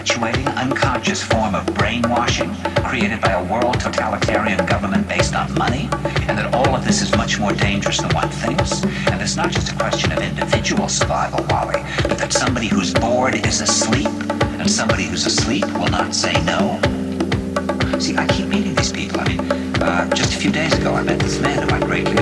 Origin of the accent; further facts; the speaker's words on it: New York, United States; New York